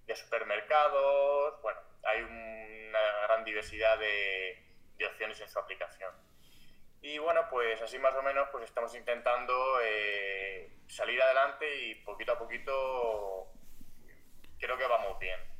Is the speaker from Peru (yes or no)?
no; Albacete, Castilla-La Mancha, Spain; nosotros somos de Albacete